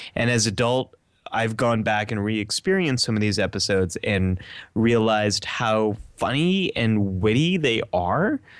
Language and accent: English; outside San Francisco, California, United States; I grew up right outside of San Francisco, California